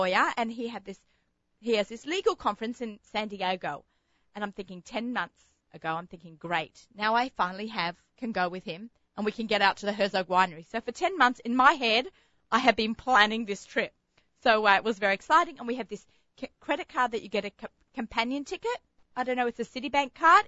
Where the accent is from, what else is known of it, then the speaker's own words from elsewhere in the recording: Australia; accent: Australian; now in New York, United States; living in Australia, growing up in Australia